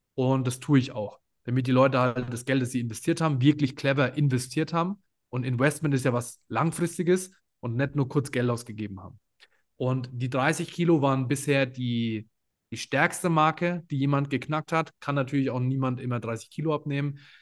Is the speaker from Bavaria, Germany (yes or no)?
yes; Würzburg, Bavaria, Germany; ich komme aus Würzburg